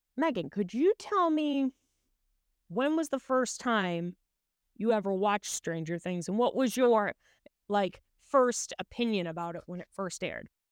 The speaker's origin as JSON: {"language": "English", "region": "Massachusetts", "country": "United States", "said": "I'm from Massachusetts"}